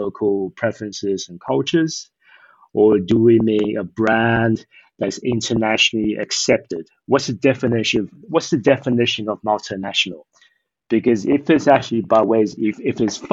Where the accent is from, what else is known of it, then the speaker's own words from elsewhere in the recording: Eswatini; also born or lived in Taiwan / Australia; now in Shanghai, China; I actually grew up in Eswatini